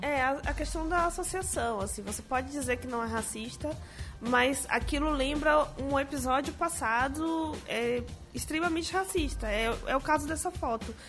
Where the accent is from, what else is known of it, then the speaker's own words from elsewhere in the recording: Salvador, Bahia, Brazil; Eu sou negra, sou de Salvador e sou da periferia de Salvador, nasci na Liberdade, que é o maior bairro negro da América Latina